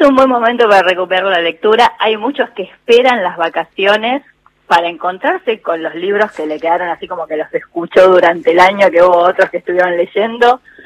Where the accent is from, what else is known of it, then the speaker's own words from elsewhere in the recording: Argentina; nosotros como argentinos